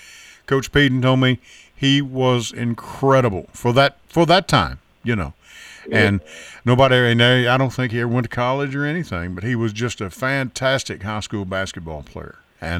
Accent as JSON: {"language": "English", "town": "Manitou", "region": "Kentucky", "country": "United States", "tie": "born or raised there", "also_born_or_lived": "Luzerne, Kentucky", "said": "I was born in Luzerne, Kentucky, and I moved over to the big city of Manitou, Kentucky, in Hopkins County, where I was raised."}